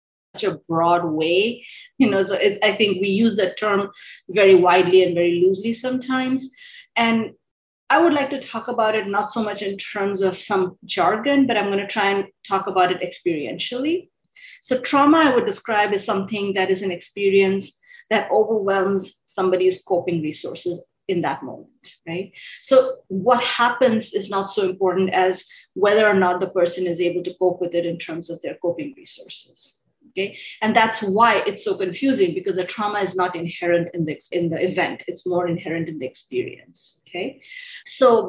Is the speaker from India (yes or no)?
yes; India; moved away as an adult; also born or lived in New Delhi, India / Urbana-Champaign, Illinois, United States; now in Dallas-Fort Worth, United States; I am originally from India